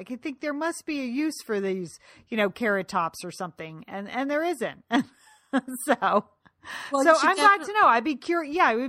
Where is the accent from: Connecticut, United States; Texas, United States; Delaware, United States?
Connecticut, United States; I am from Connecticut, and sometimes my mouth doesn't move in ways other people's mouth moves.